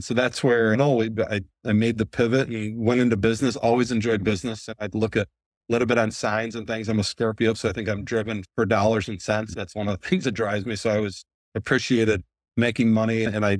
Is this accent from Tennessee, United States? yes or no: no; Grand Blanc, Michigan, United States; I probably should have been growing up in Grand Blanc on a golf course, but I worked a lot.